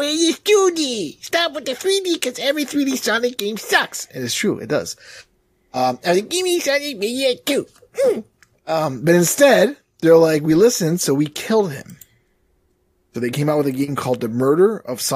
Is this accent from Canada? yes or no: yes; Toronto, Ontario, Canada; I'm from Mysterious Land of Toronto, Canada